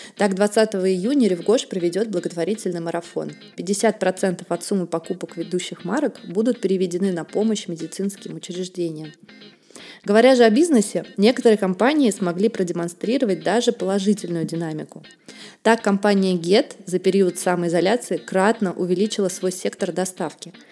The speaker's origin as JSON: {"language": "Russian", "region": "Saint Petersburg", "country": "Russia", "tie": "born or raised there", "said": "к Санкт-Петербургу у меня особое отношение. Это ведь мой родной город"}